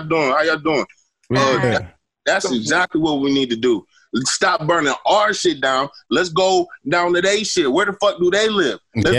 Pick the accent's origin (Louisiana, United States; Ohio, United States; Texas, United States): Ohio, United States; I'm from Ohio.